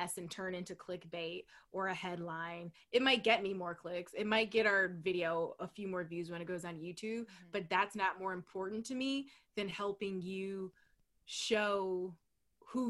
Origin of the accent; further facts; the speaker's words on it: Ohio, United States; moved away; I'm from Ohio. I'm a proud Midwestern girl